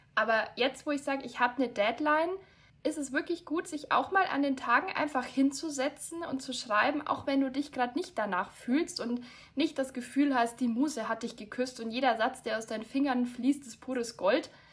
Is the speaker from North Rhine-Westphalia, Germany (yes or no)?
no; near Munich, Bavaria, Germany; ich komme aus der Nähe von München